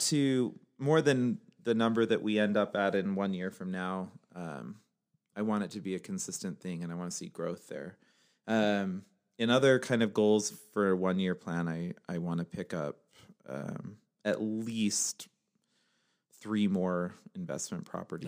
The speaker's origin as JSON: {"language": "English", "region": "Utah", "country": "United States", "also_born_or_lived": "Northern California / Pennsylvania / North Salt Lake, Utah", "said": "I'm from Utah. I also lived in Northern California, where I actually met Amanda. I've lived in Pennsylvania also"}